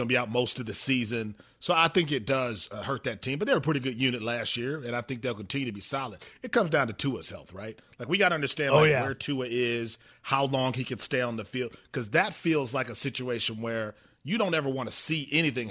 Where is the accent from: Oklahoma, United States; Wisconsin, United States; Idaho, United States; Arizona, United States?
Wisconsin, United States; Milwaukee; I grew up in Milwaukee, saw Aaron Rodgers a lot, listened to him a lot.